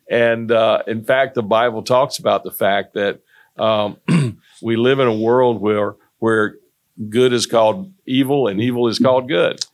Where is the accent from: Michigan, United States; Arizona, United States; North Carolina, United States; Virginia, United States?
North Carolina, United States; moved away as an adult; also born or lived in Greensboro, North Carolina; now in Irmo, South Carolina, United States; I'm from North Carolina, and I went to N C State